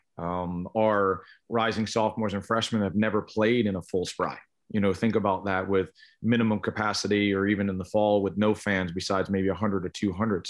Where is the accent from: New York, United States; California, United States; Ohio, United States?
New York, United States; East Islip; I grew up on Long Island in New York, East Islip High School